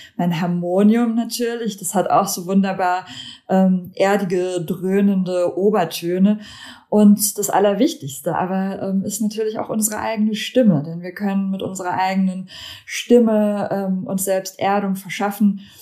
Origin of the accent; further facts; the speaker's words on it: Germany; also born or lived in Lithuania; now in Hamburg, Germany; Ich komme ursprünglich aus Litauen. Ich bin da geboren, aber in Deutschland aufgewachsen